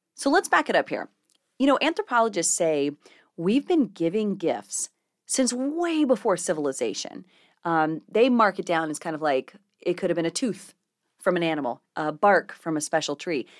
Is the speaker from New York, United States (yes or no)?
no; South Carolina, United States; also born or lived in Clovis, New Mexico; I grew up in South Carolina, right along the coast, but I was actually born in Clovis